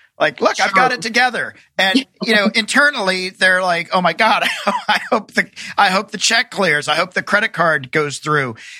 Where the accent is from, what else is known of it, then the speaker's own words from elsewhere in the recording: the South, United States; I grew up in the South